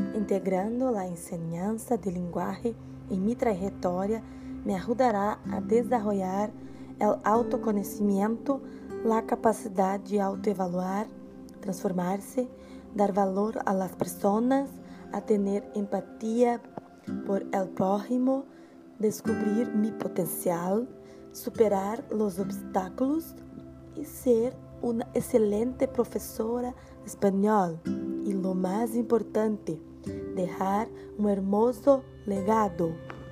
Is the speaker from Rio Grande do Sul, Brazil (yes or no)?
yes; Santo Antônio da Patrulha, Rio Grande do Sul, Brazil; Nasci em Santo Antônio da Patrulha, Rio Grande do Sul. Cresci em el interior de la ciudad em uma comunidade pequena